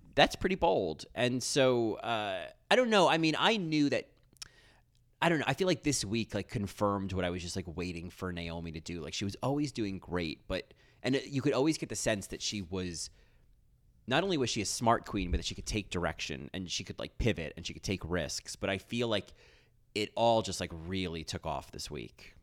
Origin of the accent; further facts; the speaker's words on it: United States; as an American